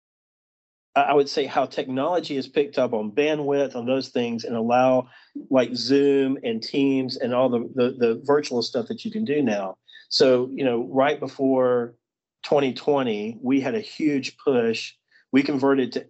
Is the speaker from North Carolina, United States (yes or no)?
no; Birmingham, Alabama, United States; I grew up in Birmingham in Alabama.